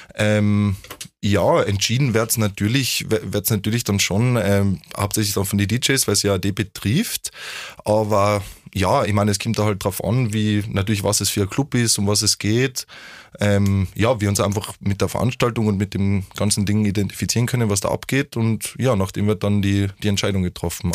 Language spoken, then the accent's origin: German; Vienna, Austria; bei uns in Wien